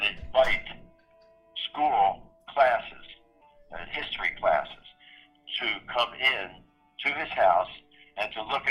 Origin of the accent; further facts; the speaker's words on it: Philadelphia, Pennsylvania, United States; I was born and raised in Philadelphia, and I have lived here my whole life in the city